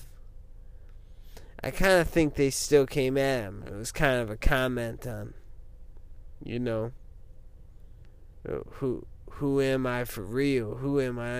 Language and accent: English; Midwest, United States; people in the Midwest, like me